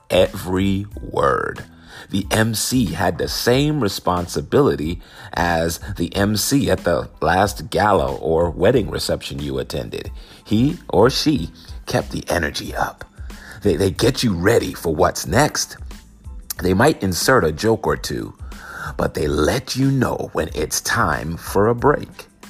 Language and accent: English; New York City, New York, United States; I grew up in New York City, the borough of Queens specifically during the beginning of hip hop.